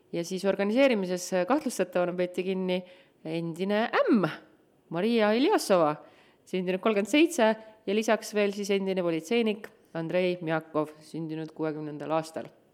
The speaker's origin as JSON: {"language": "Estonian", "town": "Tartu", "region": "Tartu County", "country": "Estonia", "said": "ma olen Tartust"}